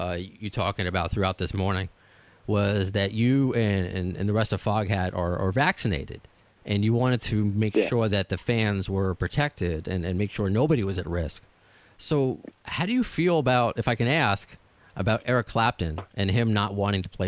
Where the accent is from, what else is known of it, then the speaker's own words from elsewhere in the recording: Baldwin Harbor, New York, United States; also born or lived in Dix Hills, New York; I grew up in Baldwin Harbor. Then I went to high school in Dix Hills